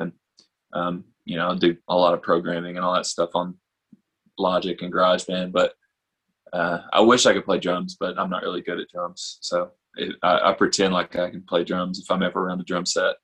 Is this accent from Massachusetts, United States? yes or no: no; Tuscumbia, Alabama, United States; also born or lived in Florence, Alabama / Nashville, Tennessee; I grew up over in Tuscumbia um, and kind of Florence, back and forth between those two